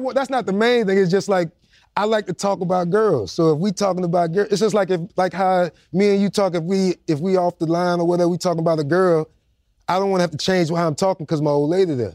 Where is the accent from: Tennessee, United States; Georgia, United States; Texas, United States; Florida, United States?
Florida, United States; Jacksonville; I was straight out the worst part of Jacksonville